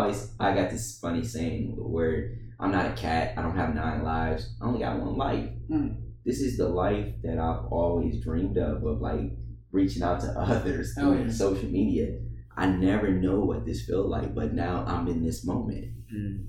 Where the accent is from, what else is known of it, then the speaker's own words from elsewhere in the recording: Detroit, Michigan, United States; now in Columbia, United States; I'm the kid from Detroit, Michigan, adopted by Columbia, South Carolina